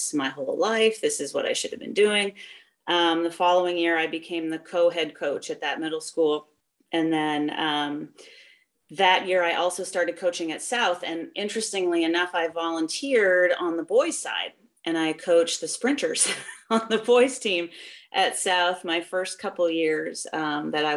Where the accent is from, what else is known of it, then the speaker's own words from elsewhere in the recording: just north of Toronto, Ontario, Canada; moved away as an adult; also born or lived in Iowa; now in United States; I grew up in Canada, just north of Toronto, and started running when I was 10.